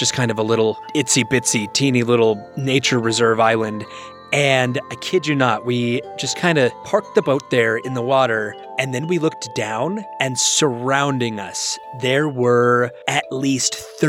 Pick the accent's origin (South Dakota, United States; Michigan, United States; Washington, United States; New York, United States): Washington, United States; So I grew up on the west coast of America. I grew up in Washington State.